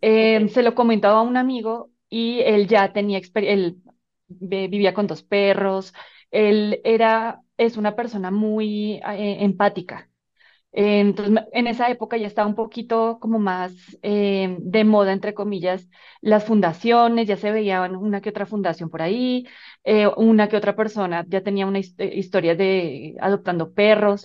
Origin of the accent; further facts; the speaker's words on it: Colombia; moved away as an adult; now in Mexico; soy colombiana, Em, llevo ya varios años viviendo